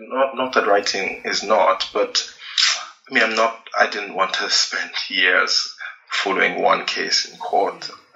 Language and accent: English; Nigeria; as a Nigerian, as a Black person